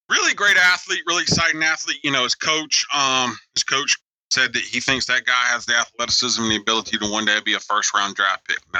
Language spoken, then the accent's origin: English; South Carolina, United States; I'm from South Carolina.